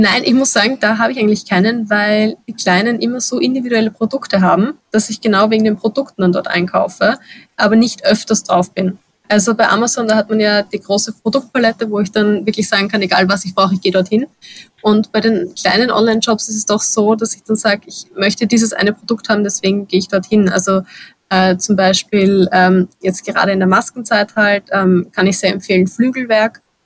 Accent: Vienna, Austria; Gerade als Wienerin

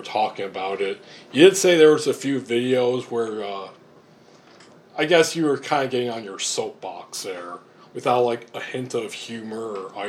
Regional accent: Alpena, Michigan, United States; A-Town, Alpinas, various names for my hometown of Alpena, Michigan.

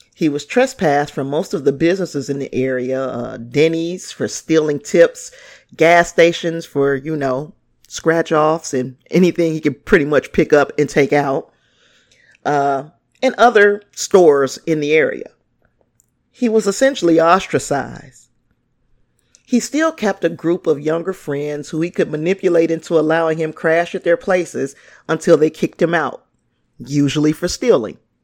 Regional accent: Gary, Indiana, United States; my hometown, Gary, Indiana

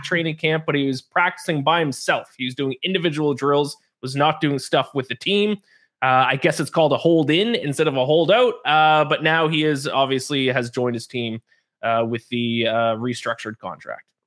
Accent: Canada; me growing up being Canadian

